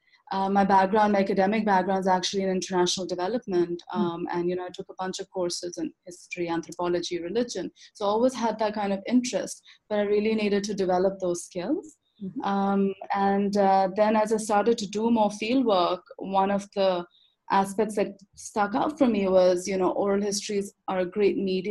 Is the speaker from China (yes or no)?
no; Lahore, Punjab, Pakistan; also born or lived in Canada; now in Islamabad, Pakistan; I grew up in Lahore